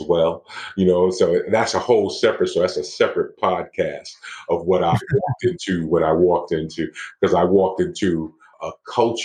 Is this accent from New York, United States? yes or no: yes; New York City, New York, United States; also born or lived in Miami / Medellin; I'm from Brooklyn, New York